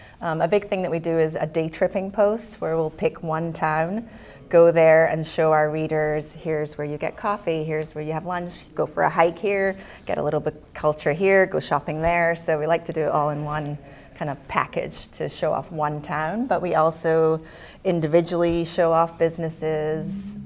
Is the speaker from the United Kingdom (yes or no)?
yes; Scotland, United Kingdom; moved away as an adult; now in Connecticut, United States; I was born in Scotland, and I moved here at around 19, so I think I always come at it from an angle of not having grown up here.